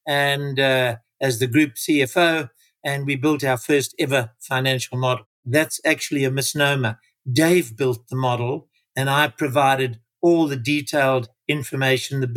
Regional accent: Durban, KwaZulu-Natal, South Africa; I joined a small company in my hometown of Durban as their first ever financial manager.

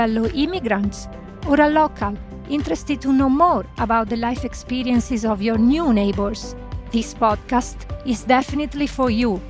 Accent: Italy; now in Lancashire, United Kingdom; I live in Lancashire and I am an Italian migrant myself.

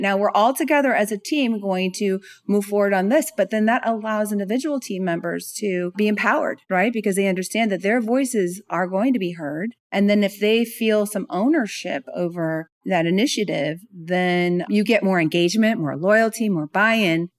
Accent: California, United States; now in Atlanta, United States; I'm from California, so, you know, we're very active over there. I live in Atlanta, Georgia now

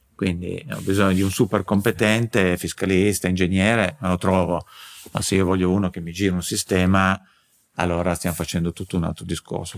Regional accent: Turin, Piedmont, Italy; son di Torino

